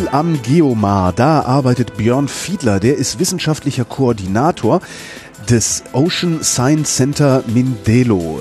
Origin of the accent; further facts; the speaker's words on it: Berlin, Germany; ich komme aus Berlin